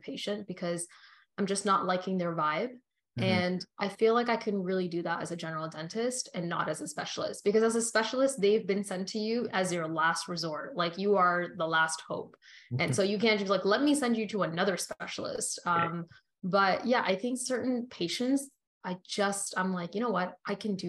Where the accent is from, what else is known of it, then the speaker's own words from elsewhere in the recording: Canada; also born or lived in Australia; I was raised in Canada